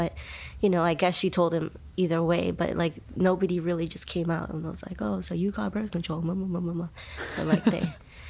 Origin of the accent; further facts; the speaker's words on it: California, United States; born there; Yes, I was born in the Bay Area in California, but my family's from Uganda.